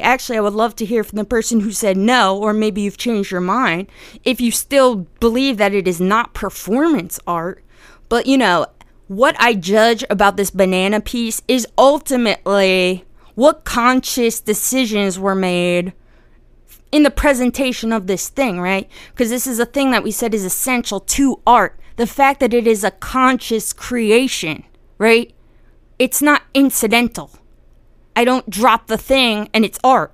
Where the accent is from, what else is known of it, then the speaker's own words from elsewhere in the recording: New Jersey, United States; I'm Italian, by the way, and I'm from Jersey